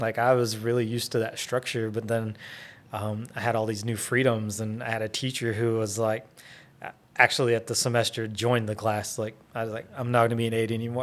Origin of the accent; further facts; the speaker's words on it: Wynnewood, Oklahoma, United States; I grew up in Winniewood, Oklahoma. So, small town boy